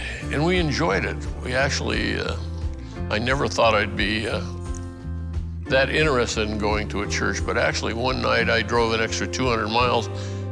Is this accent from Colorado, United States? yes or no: yes; Denver, Colorado, United States; moved away as an adult; now in Charlottesville, United States; I was born in Denver in 1940, grew up there pretty much an agnostic my whole life